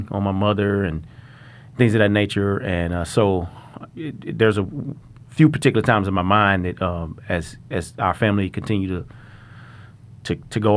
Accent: Little Rock, Arkansas, United States; I grew up in Little Rock, Arkansas, at Whispering Hills Mobile Home Parks

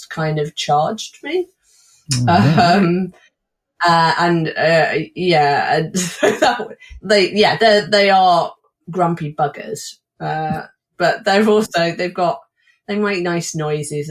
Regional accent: Somerset, South West England, United Kingdom; also born or lived in Wiltshire; Somerset, where we lived until I was 16, and Wiltshire, where my grandmother lived and we later moved

